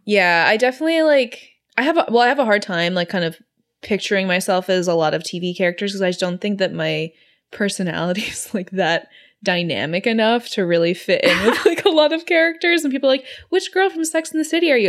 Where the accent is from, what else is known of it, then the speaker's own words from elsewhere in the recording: Singapore; growing up in Singapore when I was 14